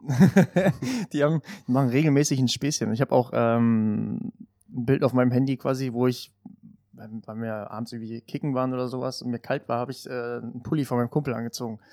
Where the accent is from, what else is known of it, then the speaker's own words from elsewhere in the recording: Finsterwalde, Brandenburg, Germany; die Heimatstadt, also Finsterwalde, heißt Sängerstadt tatsächlich